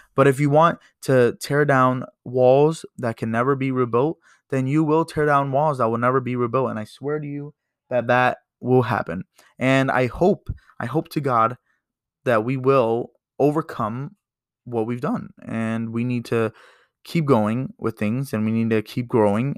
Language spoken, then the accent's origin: English; United States; as an American